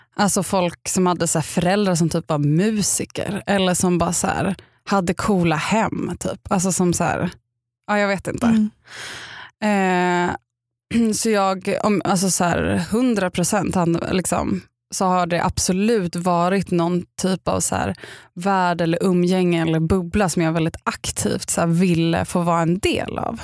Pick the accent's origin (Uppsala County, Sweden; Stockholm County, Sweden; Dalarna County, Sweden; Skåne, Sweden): Stockholm County, Sweden; Upplands Väsby; jag kommer från Upplands Väsby